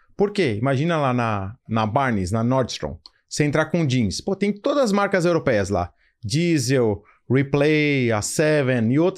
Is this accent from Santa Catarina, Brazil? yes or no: no; São Paulo, Brazil; eu sou paulista